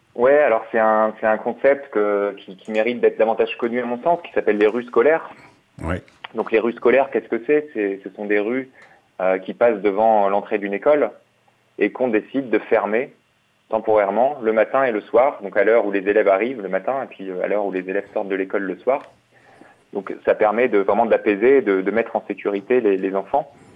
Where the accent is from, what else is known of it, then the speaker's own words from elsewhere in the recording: Lille, Hauts-de-France, France; moved away as an adult; je suis lillois, j'ai grandi à Lille